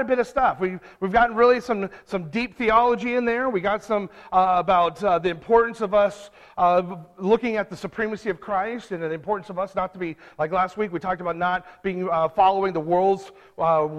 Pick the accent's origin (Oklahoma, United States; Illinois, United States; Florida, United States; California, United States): California, United States; I'm from California